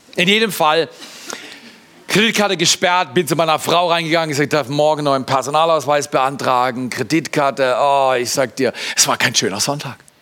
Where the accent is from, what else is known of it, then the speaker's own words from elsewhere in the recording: Germany; Ich bin Deutscher